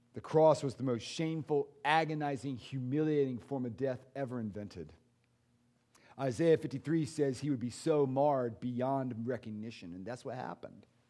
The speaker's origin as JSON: {"language": "English", "country": "United States", "said": "I'm an American"}